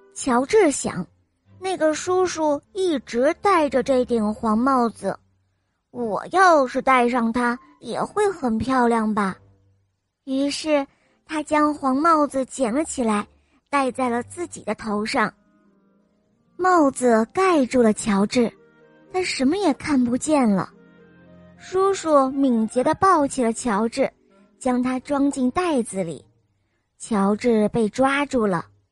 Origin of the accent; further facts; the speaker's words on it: Xi'an, Shaanxi, China; 今年我四岁，伴了我来自西安